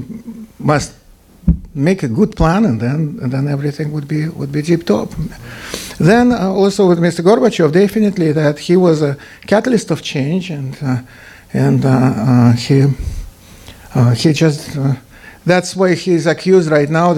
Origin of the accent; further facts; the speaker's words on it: Tatarstan, Russia; English is a second language; moved away as an adult; also born or lived in Moscow, Russia; now in Wisconsin, United States; I was born in the Republic of Tatarstan.